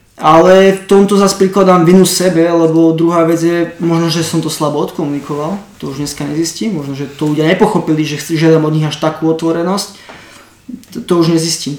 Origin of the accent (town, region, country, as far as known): Slovakia; moved away; also born or lived in Ireland